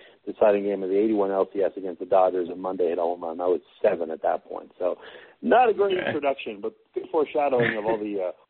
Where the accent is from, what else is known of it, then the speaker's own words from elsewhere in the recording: Montreal, Quebec, Canada; I grew up in Montreal, so I used to watch the Expos games.